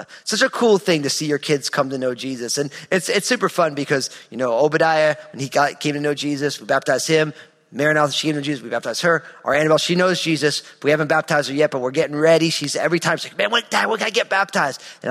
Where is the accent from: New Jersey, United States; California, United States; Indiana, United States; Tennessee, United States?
New Jersey, United States; in the wintertime in my home state of New Jersey, we would play these crazy epic snow football games